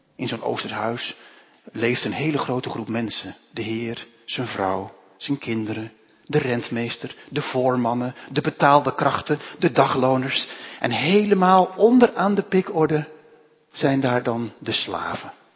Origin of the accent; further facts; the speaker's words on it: Netherlands; also born or lived in Lebanon; wij als Hollanders